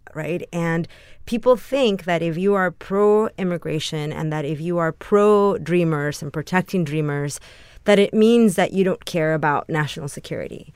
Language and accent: English; San Antonio, Texas, United States; moved away as an adult; also born or lived in Mexico / New York; now in Los Angeles, United States; My hometown of San Antonio where I grew